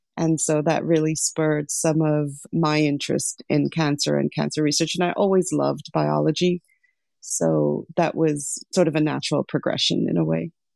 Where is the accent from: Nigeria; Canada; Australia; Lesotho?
Lesotho; born or raised there; also born or lived in Sri Lanka; now in United States